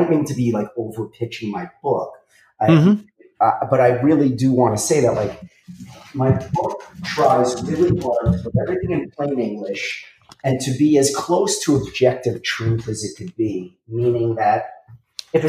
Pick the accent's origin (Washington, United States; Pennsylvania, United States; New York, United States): New York, United States; New York City; I come from Brooklyn, and I'm not saying I'm from like such a tough neighborhood